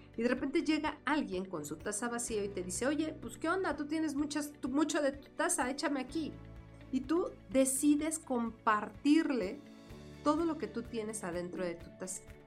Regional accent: Mexico City, Mexico; para nosotros el decir fresa en la Ciudad de México

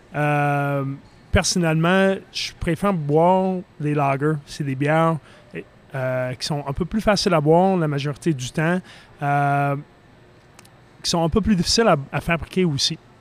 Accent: Philadelphia, Pennsylvania, United States; moved away; je viens de la Philadelphie

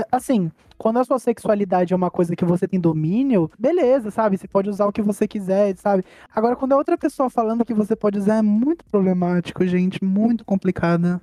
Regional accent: Brazil; A gente é brasileira

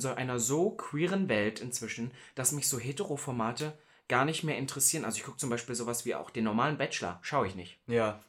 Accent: Halle, Saxony-Anhalt, Germany; in Halle, wo ich herkomme

